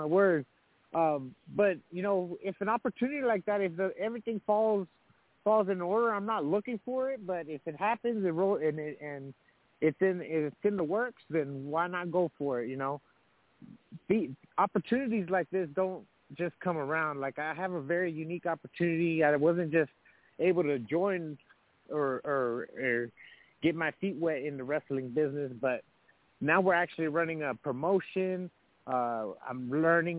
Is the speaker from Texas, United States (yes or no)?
yes; Texas, United States; We're from Texas